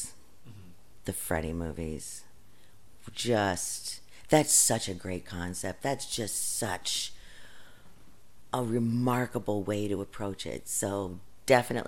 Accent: Wilmington, Ohio, United States; in my hometown of Wilmington, Ohio

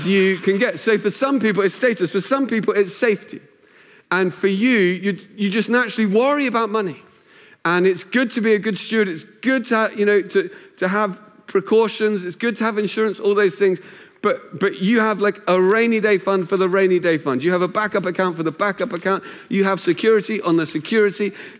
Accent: Luton, East of England, United Kingdom; moved away as an adult; also born or lived in Cambridge; Where I grew up in Luton, it meant you invested your money in cars

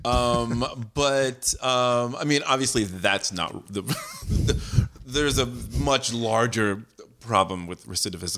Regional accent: San Jose, California, United States; I grew up in San Jose, California.

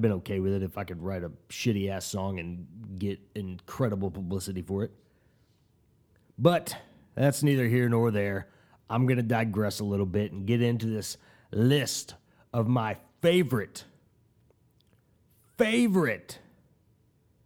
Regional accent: Tulsa, Oklahoma, United States; I'm from Tulsa, Oklahoma

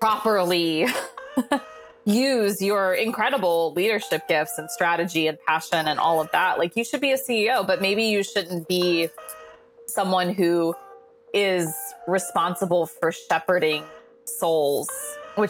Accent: Midwest, United States; now in New York City, United States; I am a Midwesterner living in New York City

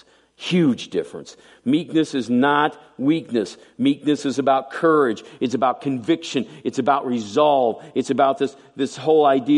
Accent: United States

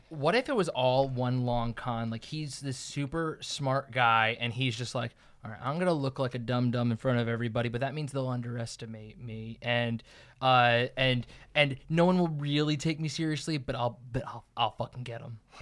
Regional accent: New Jersey, United States; moved away; I'm from New Jersey.

